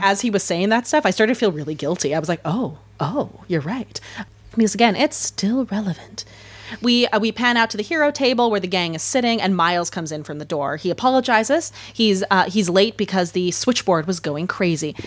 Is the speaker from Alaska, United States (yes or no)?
yes; Alaska, United States; moved away; I grew up half my life in Alaska as a daughter of a tour guide